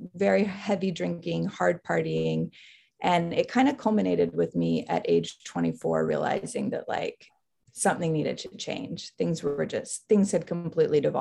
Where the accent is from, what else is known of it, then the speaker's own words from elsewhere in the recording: Salt Lake City, Utah, United States; moved away as an adult; also born or lived in Philadelphia; I grew up in Salt Lake City, Utah